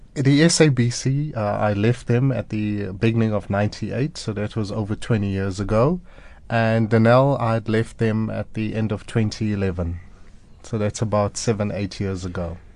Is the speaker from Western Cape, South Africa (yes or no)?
no; Durban, KwaZulu-Natal, South Africa; I grew up in Durban